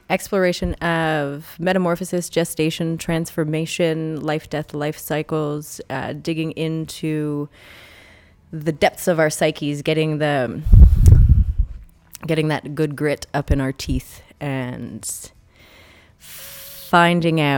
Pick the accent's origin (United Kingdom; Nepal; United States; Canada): Canada; Omemee, Ontario; Uh, Omemee, Ontario.